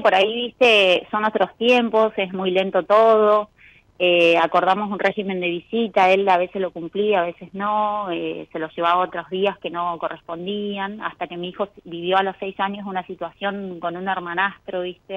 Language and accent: Spanish; Los Antiguos, Santa Cruz, Argentina; Soy de los antiguos provincias de Santa Cruz